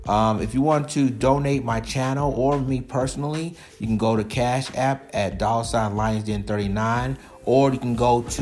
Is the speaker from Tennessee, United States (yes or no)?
yes; Nashville, Tennessee, United States; my hometown in Nashville, Tennessee.